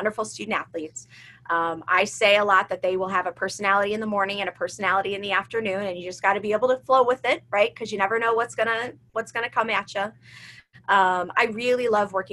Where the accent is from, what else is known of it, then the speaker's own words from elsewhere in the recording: Chicago suburbs, Illinois, United States; also born or lived in Ohio; I grew up in the Chicago suburbs